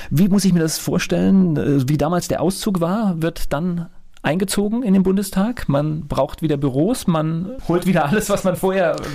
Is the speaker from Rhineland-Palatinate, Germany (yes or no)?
yes; Rheinhessen, Rhineland-Palatinate, Germany; also born or lived in Paris, France; Mainz ist für dich? Ein Stück weit meiner Heimat, Rheinhessen.